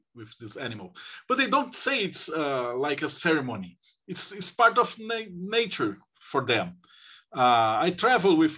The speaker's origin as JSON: {"language": "English", "country": "Brazil", "said": "I'm from Brazil"}